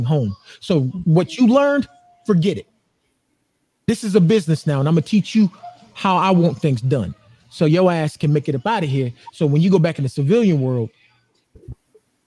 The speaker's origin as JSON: {"language": "English", "town": "Atlanta", "region": "Georgia", "country": "United States", "moved": "yes", "lives_now": "Phoenix, United States", "said": "I'm from Atlanta, Georgia"}